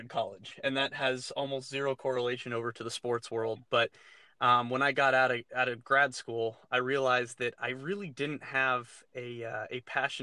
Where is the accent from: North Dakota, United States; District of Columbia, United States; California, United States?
California, United States; Southern; moved away as an adult; also born or lived in Los Angeles; now in Minneapolis, United States; being born and raised in Southern California